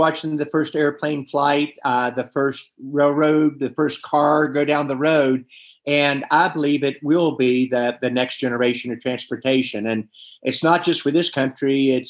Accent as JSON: {"language": "English", "region": "West Virginia", "country": "United States", "tie": "born or raised there", "said": "My home state of West Virginia"}